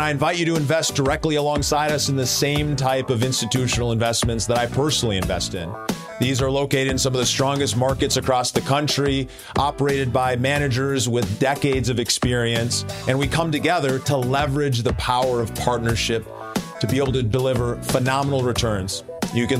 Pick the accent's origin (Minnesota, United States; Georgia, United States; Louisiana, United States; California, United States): Minnesota, United States; Minneapolis; Minneapolis, my hometown.